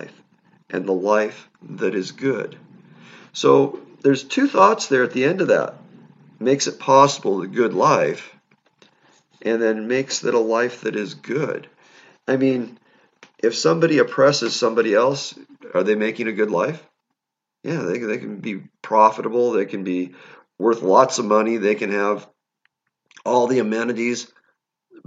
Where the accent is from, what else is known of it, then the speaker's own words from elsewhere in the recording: United States; we as Americans